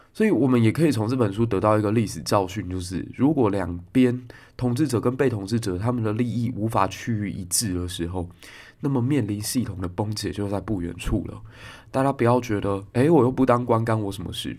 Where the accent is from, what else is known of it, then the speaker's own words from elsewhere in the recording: Kaohsiung, Taiwan; 我高雄人可能就在左营